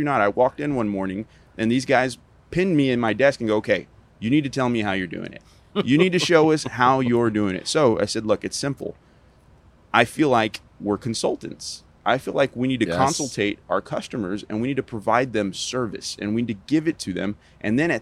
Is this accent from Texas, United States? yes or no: yes; Texas, United States; I'm a Texan